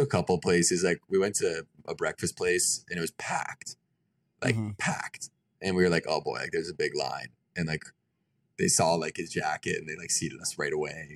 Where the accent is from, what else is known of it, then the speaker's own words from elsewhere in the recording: Lake Worth, Florida, United States; I'm from Lake Worth, Florida. It's like kind of north of Fort Lauderdale